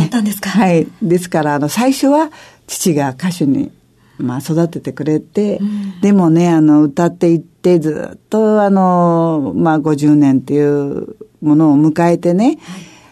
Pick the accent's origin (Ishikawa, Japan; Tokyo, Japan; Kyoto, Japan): Tokyo, Japan; 渋谷の生まれ